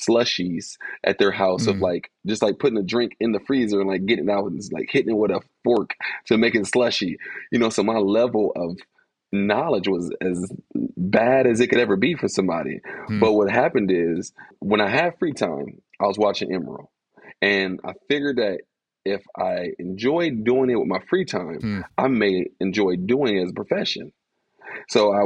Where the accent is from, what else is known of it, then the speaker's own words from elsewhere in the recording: Columbus, Ohio, United States; moved away as an adult; also born or lived in Philadelphia, Pennsylvania; now in Louisville, United States; I was born in Philly, raised in Columbus.